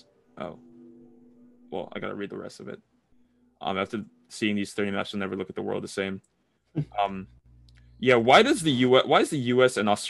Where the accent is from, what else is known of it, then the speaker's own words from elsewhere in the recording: United States; I'm an American